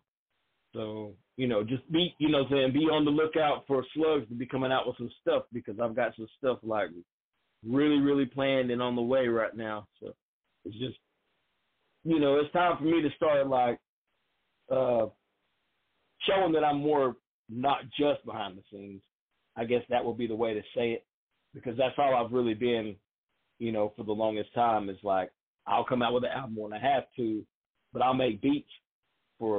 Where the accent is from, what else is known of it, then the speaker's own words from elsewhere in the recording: the South, United States; I'm from the South